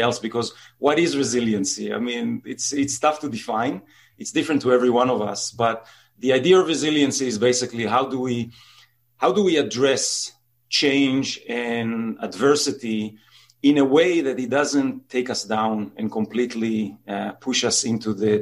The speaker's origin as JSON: {"language": "English", "town": "Jerusalem", "region": "Jerusalem District", "country": "Israel", "tie": "born or raised there", "said": "I'm originally from Israel, born and raised there."}